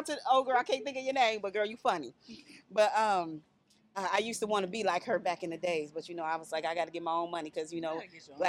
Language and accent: English; Dayton, Ohio, United States; I'm from Dayton, Ohio, so it was either black people or it was white people, period.